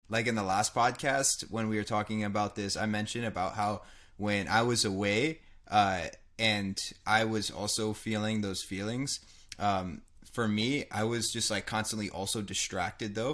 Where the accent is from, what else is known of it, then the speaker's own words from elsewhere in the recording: United States; I grew up in America.